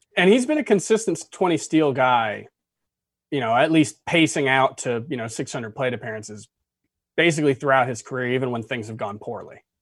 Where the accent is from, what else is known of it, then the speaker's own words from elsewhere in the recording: South Florida, United States; moved away as an adult; growing up in South Florida, thirty-one years